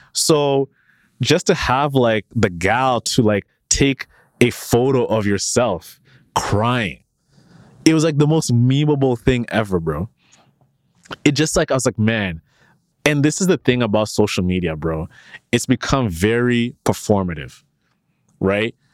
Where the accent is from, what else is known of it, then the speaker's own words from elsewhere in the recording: Canada; when you work at Shopify as a Canadian